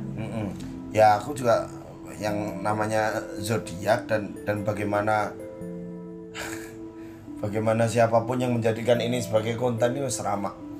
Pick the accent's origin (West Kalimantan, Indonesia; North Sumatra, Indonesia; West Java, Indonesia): North Sumatra, Indonesia; Medan